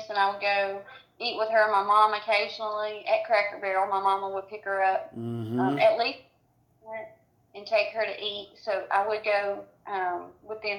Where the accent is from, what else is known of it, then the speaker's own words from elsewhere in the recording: Cedartown, Georgia, United States; we live in Cedartown. We grew up here